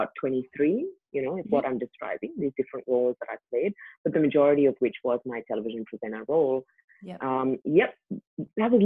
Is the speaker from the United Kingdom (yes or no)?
no; India; moved away as an adult; now in Australia; I grew up in India